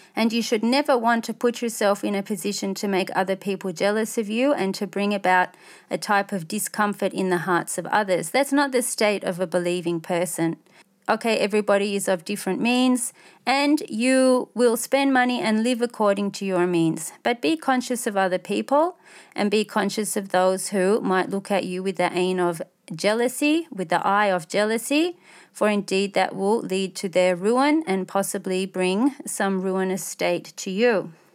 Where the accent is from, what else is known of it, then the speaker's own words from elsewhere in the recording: Australia; as an Australian, non-Muslim, middle class